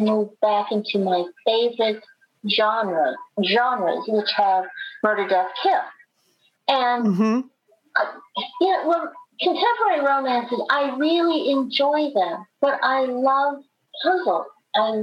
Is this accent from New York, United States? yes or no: yes; New York City, New York, United States; the neighborhood where I grew up